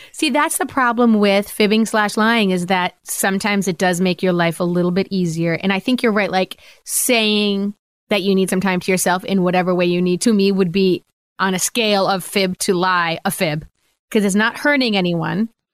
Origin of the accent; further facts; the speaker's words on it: Rhode Island, United States; now in Pennsylvania, United States; I grew up in Rhode Island.